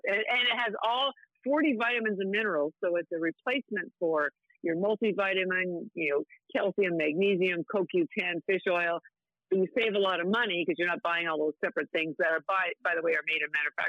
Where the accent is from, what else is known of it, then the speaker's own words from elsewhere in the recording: Canada; I'm Canadian